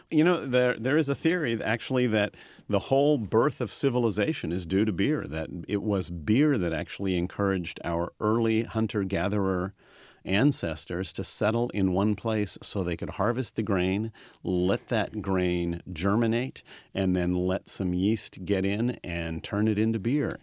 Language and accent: English; California, United States; growing up in California